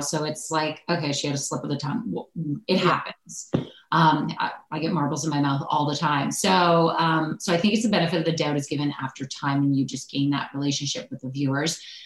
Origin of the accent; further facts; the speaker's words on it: Oakville, Ontario, Canada; also born or lived in Ridgewood, New Jersey / Yuma, Arizona; now in Toronto, Canada; growing up in Oakville